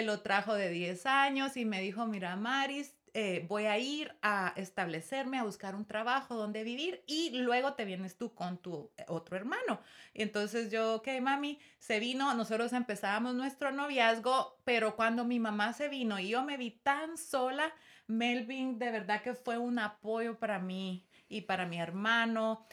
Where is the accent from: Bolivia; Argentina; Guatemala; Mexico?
Guatemala; moved away as an adult; now in United States; yo amo mi país y estoy muy orgullosa de donde vengo